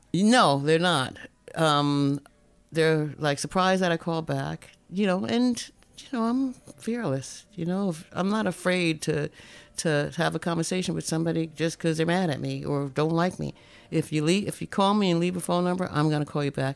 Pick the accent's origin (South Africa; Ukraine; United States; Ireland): United States; North New Jersey; now in Alaska, United States; I was born and raised in New Jersey